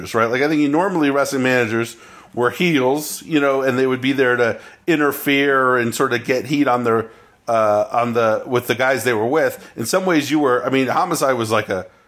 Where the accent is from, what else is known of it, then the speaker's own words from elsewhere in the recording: Oakland / Berkeley, East Bay, California, United States; I grew up in Oakland, California. In Berkeley, California. Okay. I grew up in the East Bay.